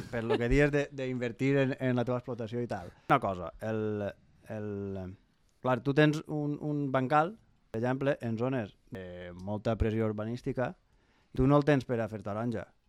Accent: Pego, Valencian Community, Spain; jo sóc de Pego

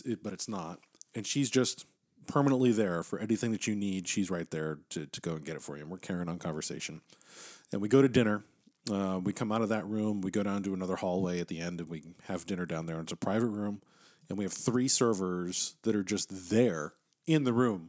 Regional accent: Texas, United States; I'm an American from Texas

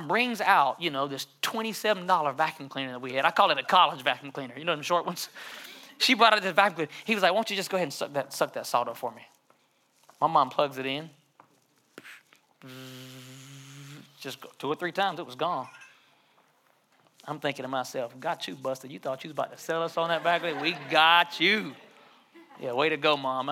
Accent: Johnston County?, North Carolina, United States; I grew up in John Station, North Carolina

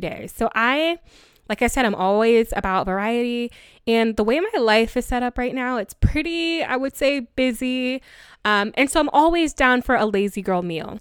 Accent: Ghana; I am from Ghana and our dishes are pretty tedious

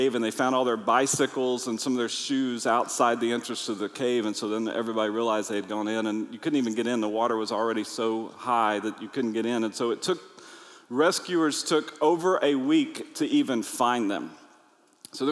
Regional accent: United States; I'm from America

